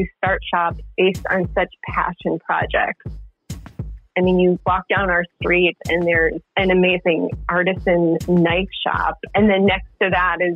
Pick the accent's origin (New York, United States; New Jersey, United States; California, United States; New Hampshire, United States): New Hampshire, United States; also born or lived in Chicago; now in Portland, United States; I grew up in New Hampshire